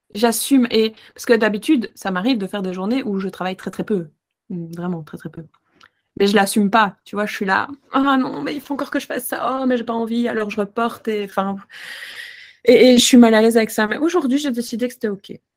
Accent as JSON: {"language": "French", "country": "Belgium", "said": "chez nous en Belgique"}